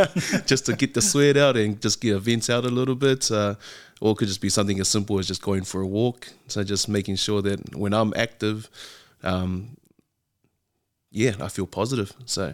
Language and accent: English; Auckland, New Zealand; So I grew up in the Catholic system, I'd say. So from a young age, went to Avondale Primary, then St. Mary's Primary, then to Holy Cross out West Auckland, and then ended up in Liston College.